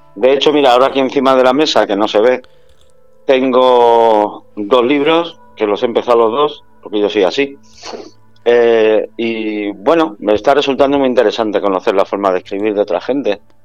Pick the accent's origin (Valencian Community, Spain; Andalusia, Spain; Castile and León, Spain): Andalusia, Spain; Málaga; moved away as an adult; now in San Sebastián de los Reyes, Spain; como buen malagueño que soy